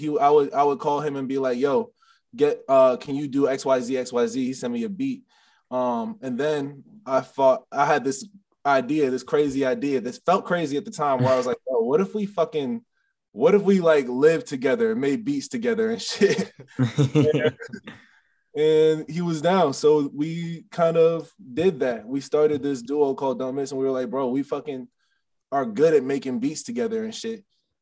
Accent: Maryland, United States; also born or lived in Illinois; Cause I'm originally from Maryland, but I lived in Illinois, and I lived in like a small little rural town.

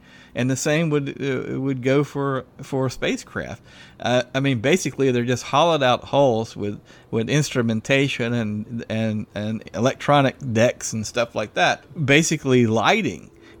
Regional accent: the South, United States; it sounds like we're both originally from the South

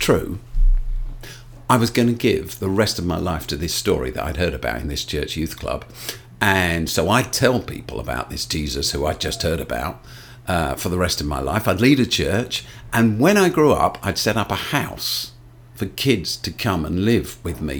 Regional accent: London, United Kingdom; So when I was a kid, I grew up in South London. I still live in South London.

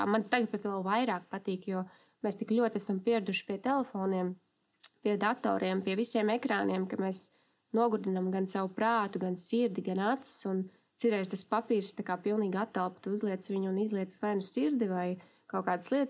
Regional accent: Riga, Latvia; es esmu no Rīgas, esmu mamma, sieva un kopā ar savu draugu vadu uzņēmumu.

